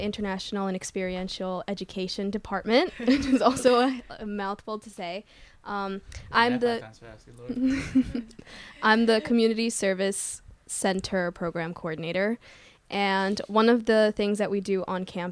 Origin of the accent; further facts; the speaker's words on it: New Jersey, United States; I was born and raised in Jersey